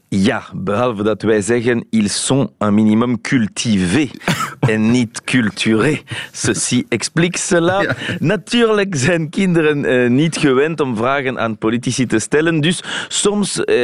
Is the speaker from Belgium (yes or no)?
yes; Belgium; now in Paris, France; vandaag als Belg in Parijs ben ik vooral Belg.